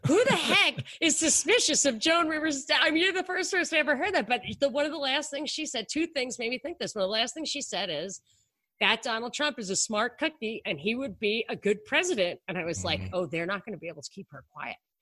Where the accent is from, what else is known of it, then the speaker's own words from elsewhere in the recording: New York, United States; I grew up in New York.